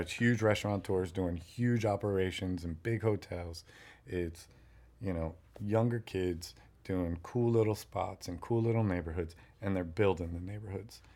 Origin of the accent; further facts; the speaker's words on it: New York, United States; moved away as an adult; now in Miami, United States; growing up in New York